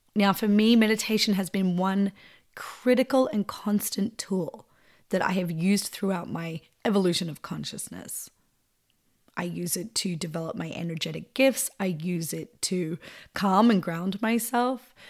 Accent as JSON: {"language": "English", "area": "east or northeast of Melbourne", "region": "Victoria", "country": "Australia", "tie": "born or raised there", "moved": "yes", "said": "I grew up east or northeast of Melbourne, out the bush"}